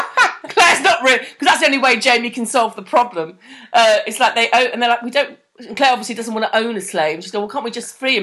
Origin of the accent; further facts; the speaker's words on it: Scotland, United Kingdom; I'm Scottish.